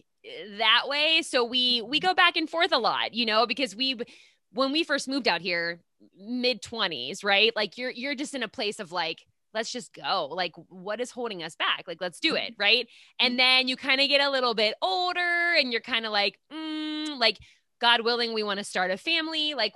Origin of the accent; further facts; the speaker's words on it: Pittsburgh, Pennsylvania, United States; moved away; I'm originally from Pittsburgh, Pennsylvania.